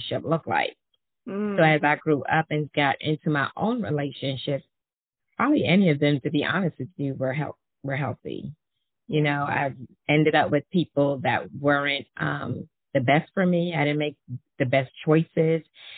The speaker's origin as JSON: {"language": "English", "town": "New York City", "region": "New York", "country": "United States", "said": "I'm from Brooklyn, New York, so I have some fire in me anyway"}